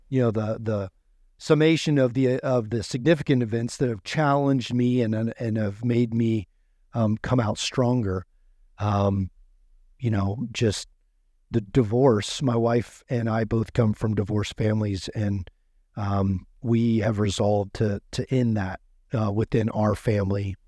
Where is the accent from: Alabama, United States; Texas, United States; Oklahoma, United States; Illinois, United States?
Oklahoma, United States; moved away as an adult; I grew up in Oklahoma. um, twenty-two years. Born and raised there.